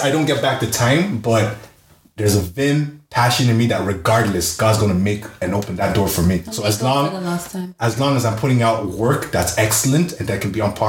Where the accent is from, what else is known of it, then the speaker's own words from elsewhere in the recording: Ireland; us as Irish artists